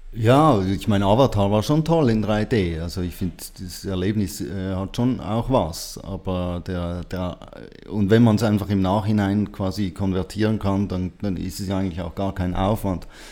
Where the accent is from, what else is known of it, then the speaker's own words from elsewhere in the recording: Switzerland; ich bin auch ein Schweizer